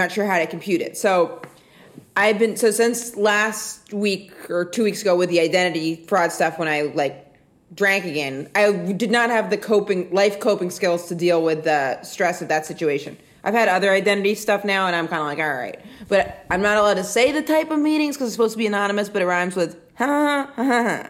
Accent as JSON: {"language": "English", "region": "Alabama", "country": "United States", "said": "I'm from Alabama"}